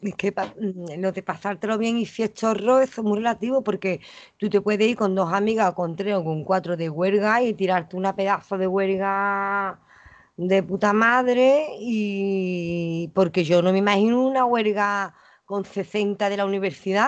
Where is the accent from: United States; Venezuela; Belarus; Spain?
Spain; Los Palacios y Villafranca, Andalusia; accent: Andalusian; also born or lived in Dos Hermanas; Que soy andaluza